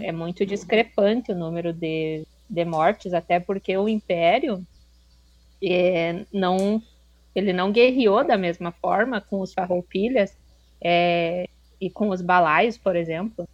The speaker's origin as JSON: {"language": "Portuguese", "region": "Rio Grande do Sul", "country": "Brazil", "tie": "born or raised there", "also_born_or_lived": "Santa Catarina", "moved": "as an adult", "said": "eu nasci no Rio Grande do Sul"}